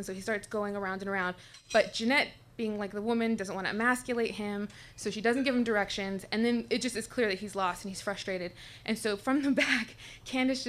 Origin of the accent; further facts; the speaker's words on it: Tucson, Arizona, United States; I was born and raised in Tucson, Arizona